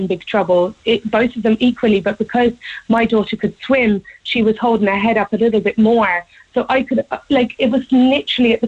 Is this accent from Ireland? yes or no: yes; Watergrasshill, Munster, Ireland; I'm actually from Watergrass Hill